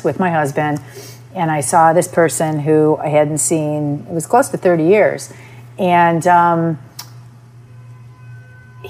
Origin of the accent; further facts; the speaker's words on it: Michigan, United States; moved away as an adult; now in New York, United States; I'm from Michigan